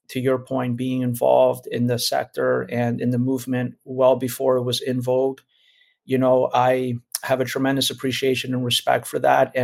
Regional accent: Miami, Florida, United States; also born or lived in Los Angeles; I grew up in Miami, Florida. My ethnicity is Cuban-Brazilian. My mom is Brazilian. My father's from Cuba.

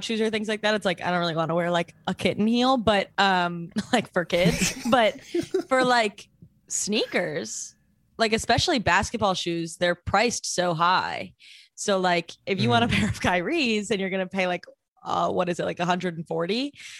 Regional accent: Cleveland, Ohio, United States; listen, you're from LA, fancier socks. I'm from Cleveland.

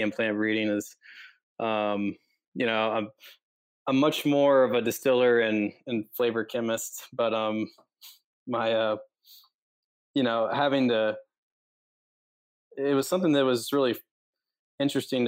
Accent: Kentucky, United States; moved away as an adult; also born or lived in Fort Worth, Texas; I grew up in Kentucky, and I'm a third-generation member of the whiskey industry.

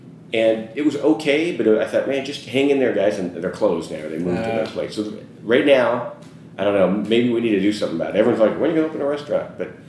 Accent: Idaho, United States; moved away as an adult; also born or lived in Los Angeles / San Francisco / Seattle; So, you know, I grew up in Idaho, but I worked jobs in San Francisco, Seattle, and LA. I was in LA for, I don't know, the longest period of time.

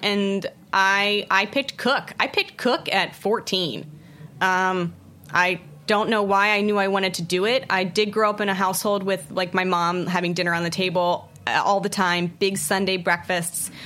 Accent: outside of Baltimore, Maryland, United States; moved away as an adult; also born or lived in San Francisco / Washington D.C.; now in New York City, United States; I grew up outside of Baltimore in a really, really small farming community.

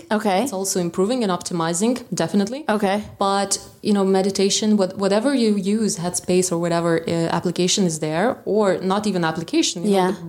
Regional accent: Vilnius, Vilnius County, Lithuania; also born or lived in London; I met there a couple of people who were actually also from Lithuania, as I was from Vilnius.

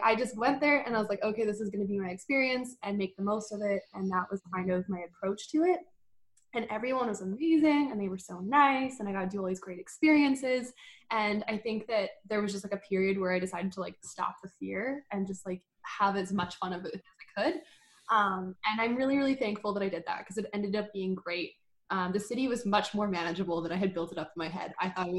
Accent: Dawson Creek, British Columbia, Canada; born there; also born or lived in United States; Like I was born up in Dawson Creek and I lived in some other like northern small towns.

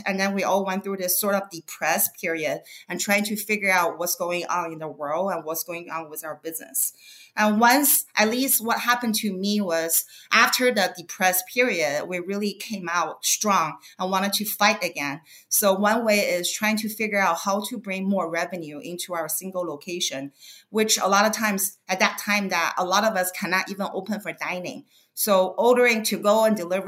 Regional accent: Beijing, China; also born or lived in Bay Area, California, United States; now in Los Angeles, United States; I grew up in Beijing

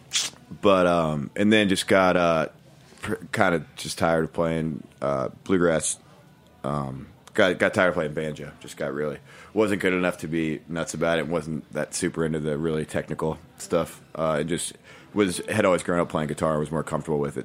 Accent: New Hampshire, United States; moved away; also born or lived in Virginia / Brooklyn; I grew up in New Hampshire and then lived in Virginia for 10 years.

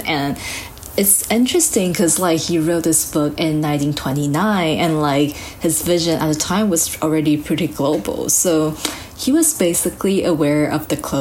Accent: Taiwan; also born or lived in Japan; I was raised, this is my home, I was raised in Taiwan

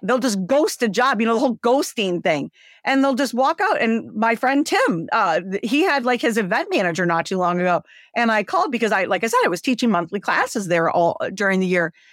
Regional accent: Windsor, Ontario, Canada; moved away as an adult; also born or lived in Michigan; now in United States; I'm Canadian. I, uh, was born in Canada, Windsor, Ontario, and, uh, I came over to the States once I married my first husband.

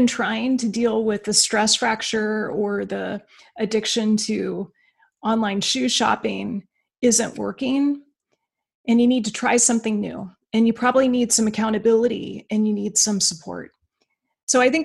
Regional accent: Alaska, United States; moved away as an adult; I'm from Alaska

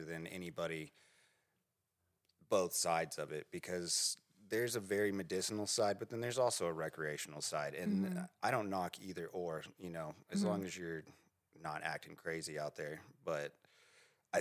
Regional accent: Edmond, Oklahoma, United States; I'm from Edmond.

